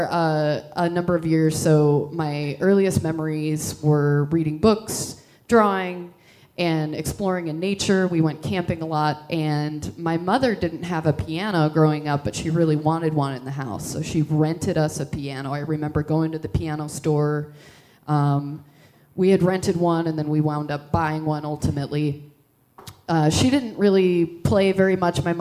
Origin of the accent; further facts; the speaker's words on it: Midwest, United States; also born or lived in Texas / Indiana / Minnesota / Iowa; I moved all over the Midwest. Uh, I was born in Texas, lived there briefly, I lived in Indiana, Minnesota, and Iowa, all really small towns.